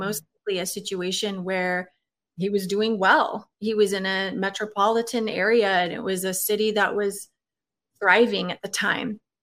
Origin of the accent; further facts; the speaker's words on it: Oregon, United States; moved away as an adult; I was born and raised in Oregon.